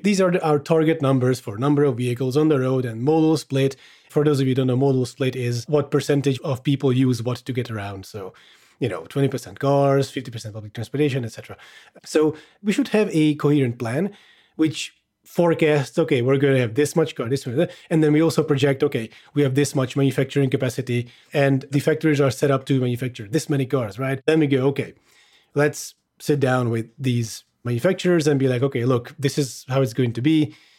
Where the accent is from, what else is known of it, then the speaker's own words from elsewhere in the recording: Hungary; I am Hungarian, if anyone's wondering. I grew up in Hungary.